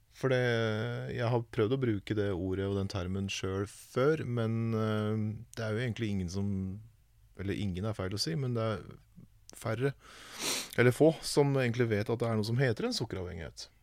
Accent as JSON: {"language": "Norwegian", "town": "Vormsund", "region": "Akershus", "country": "Norway", "said": "I Vormsund, der jeg kommer fra"}